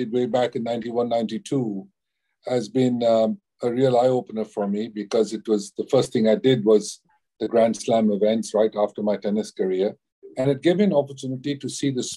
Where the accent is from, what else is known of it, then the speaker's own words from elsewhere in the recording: India; as an Indian